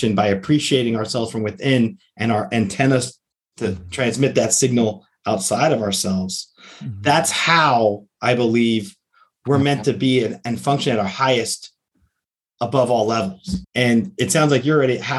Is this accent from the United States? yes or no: yes; outside New York City, United States; now in Florida, United States; I grew up outside New York City originally before I moved to Florida.